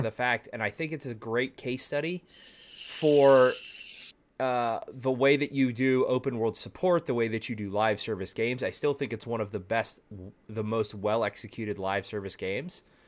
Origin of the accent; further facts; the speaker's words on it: Texas, United States; I'm from Texas